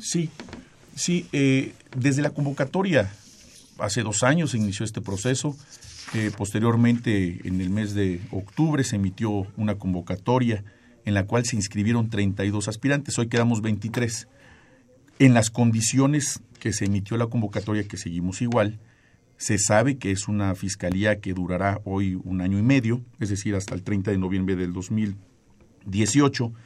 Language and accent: Spanish; Mexico; como mexicanos